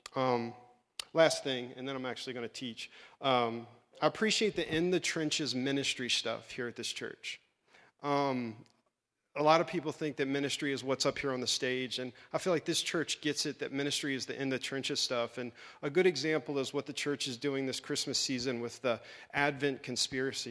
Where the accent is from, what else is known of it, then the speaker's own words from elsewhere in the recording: Maryland, United States; moved away as an adult; also born or lived in Virginia / New Jersey; now in Nixa, United States; my wife and I grew up in Maryland.